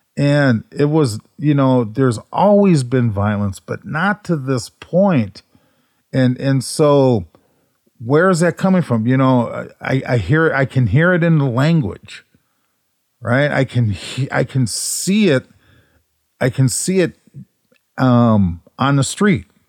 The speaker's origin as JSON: {"language": "English", "town": "Minneapolis", "region": "Minnesota", "country": "United States", "tie": "born or raised there", "said": "growing up in North Minneapolis"}